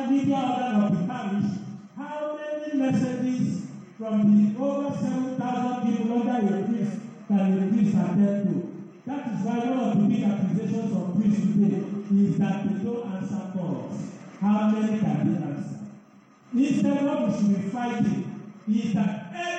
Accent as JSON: {"language": "English", "region": "Lagos", "country": "Nigeria", "tie": "born or raised there", "said": "I was born in Lagos, baptized in Lagos, first communion in Lagos, confirmation in Lagos, ordained in Lagos, worked in Lagos"}